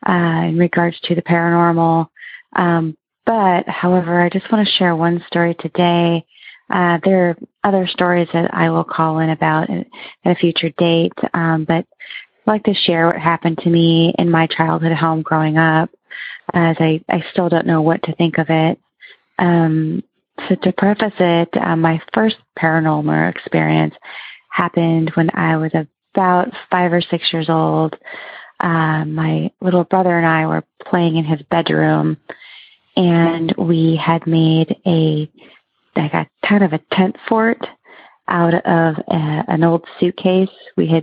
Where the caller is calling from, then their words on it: Oregon, United States; I'm calling from Oregon.